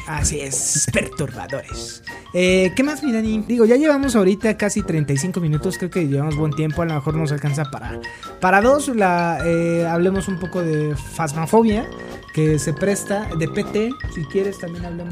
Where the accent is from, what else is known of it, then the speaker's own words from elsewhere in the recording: Mexico; disfrutamos nosotros como mexicanos